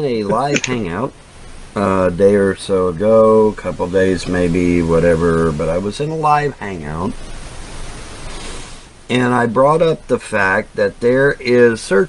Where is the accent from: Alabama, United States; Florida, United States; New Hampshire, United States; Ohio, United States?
Ohio, United States; also born or lived in Hamilton, Ohio; now in Kentucky, United States; I have not always been in the state of Kentucky. I was born and raised in Ohio.